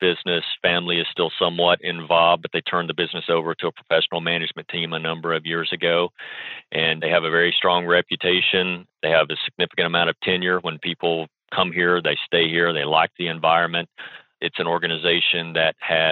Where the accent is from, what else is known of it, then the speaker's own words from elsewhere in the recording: Alabama, United States; moved away; also born or lived in Tennessee; I grew up in Alabama and spent my formative years there